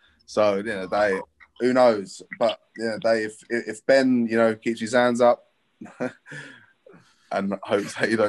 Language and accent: English; London, United Kingdom; I'm speaking English. I'm from London.